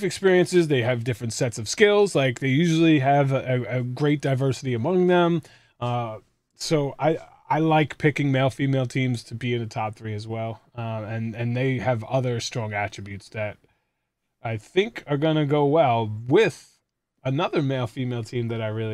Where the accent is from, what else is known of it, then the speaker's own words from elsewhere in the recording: New York, United States; I'm from New York